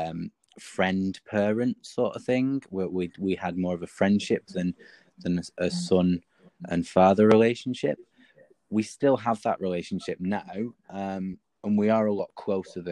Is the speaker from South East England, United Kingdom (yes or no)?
no; Wigan, North West England, United Kingdom; now in Manchester, United Kingdom; I grew up in Wigan, which is obviously a very large rugby league town